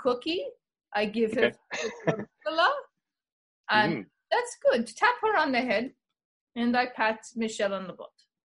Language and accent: English; Sparta, New Jersey, United States; I'm Spartan. I'm original. I am from Sparta, New Jersey. But I am from Greece. I'm Greek.